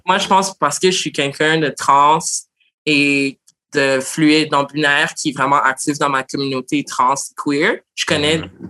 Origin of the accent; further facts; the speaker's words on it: Montreal, Quebec, Canada; je suis née à Montréal d'origine haïtienne. Puis j'ai mm. l'histoire typique de plein d'Haïtiens trans de Montréal